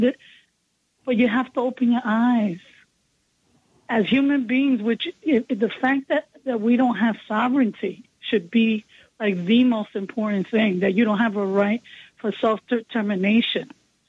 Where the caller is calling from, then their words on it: Bronx, New York, United States; from the Bronx, and I'm a buddy and longtime listener.